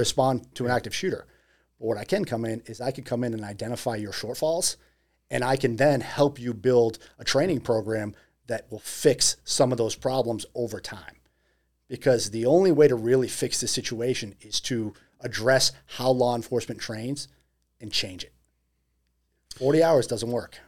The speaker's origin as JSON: {"language": "English", "region": "Massachusetts", "country": "United States", "tie": "born or raised there", "moved": "yes", "said": "it's my hometown."}